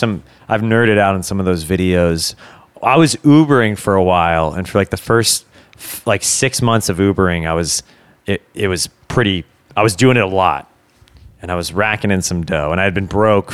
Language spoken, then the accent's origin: English; France; English is a second language; I am from France.